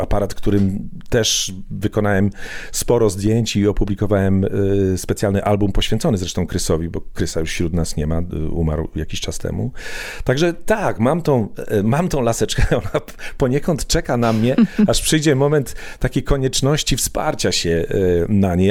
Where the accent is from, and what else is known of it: Poland; moved away as an adult; now in London, United Kingdom